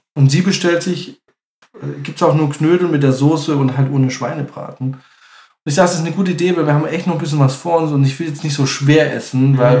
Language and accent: German; Munich, Bavaria, Germany; ich bin aus München.